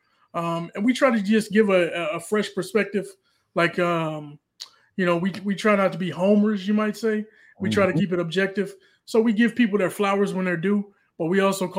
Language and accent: English; Chicago, Illinois, United States; now in Atlanta, United States; I'm you know, born and raised in Chicago, Illinois. I live in Atlanta, Georgia right now.